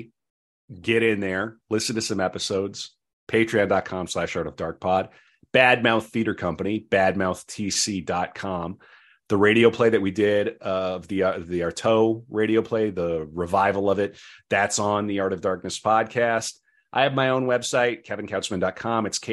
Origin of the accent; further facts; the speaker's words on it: North Dakota, United States; we're from North Dakota, which is barely the Midwest